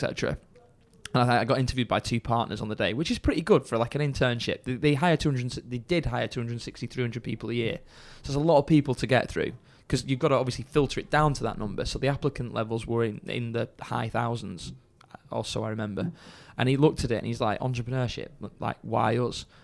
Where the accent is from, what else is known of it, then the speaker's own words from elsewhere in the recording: Chorley, North West England, United Kingdom; I'm from Chorley originally